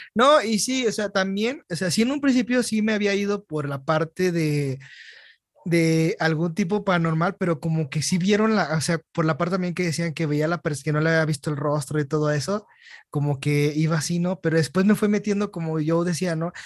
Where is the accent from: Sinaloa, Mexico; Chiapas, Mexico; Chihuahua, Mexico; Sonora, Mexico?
Chihuahua, Mexico; Ciudad Juárez; moved away; andaba de Ciudad Juárez, yo dije, oh, mi tierra